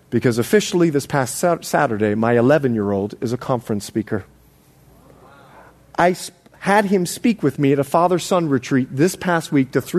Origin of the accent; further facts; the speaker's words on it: Bahamas; now in United States; I'm more Bahamian than I am American. I put this accent on for you people. now, listen. when I moved over from the Bahamas, I couldn't say dis, dat, and the other.